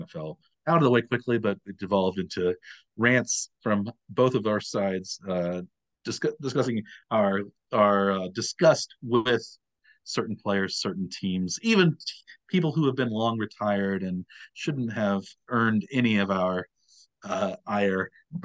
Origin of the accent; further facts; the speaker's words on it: Kansas City, United States; also born or lived in Arkansas / Pennsylvania; Being from Kansas City